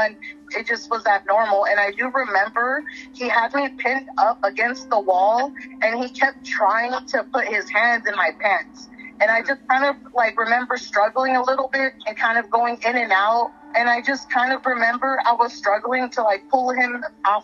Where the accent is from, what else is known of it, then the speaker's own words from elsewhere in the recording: San Pedro, California, United States; we are both from San Pedro. We know everybody there.